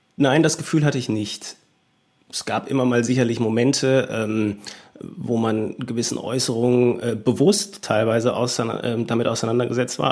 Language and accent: German; Germany; ich bin dann aufgewachsen in einer äh, deutschen Kleinstadt